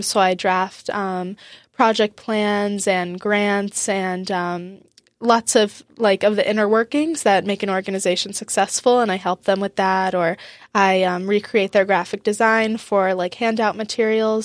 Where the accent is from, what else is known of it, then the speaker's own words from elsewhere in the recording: Boca Raton, Florida, United States; moved away as an adult; also born or lived in University of Wisconsin; now in Wisconsin, United States; I grew up in South Florida in Boca Raton. And I lived there until I was eighteen